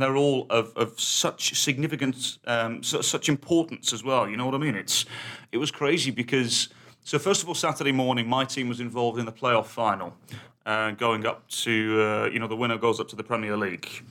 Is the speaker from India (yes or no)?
no; United Kingdom; being British